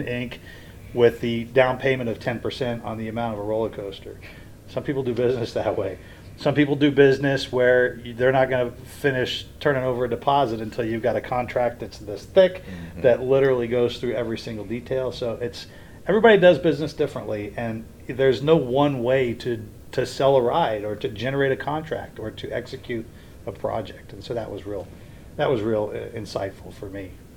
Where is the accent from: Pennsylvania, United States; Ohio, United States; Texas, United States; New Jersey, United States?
Ohio, United States; Springdale; also born or lived in Edgewood, Kentucky; now in Orlando, United States; I grew up going to Kings Island, I grew up in Springdale, Ohio.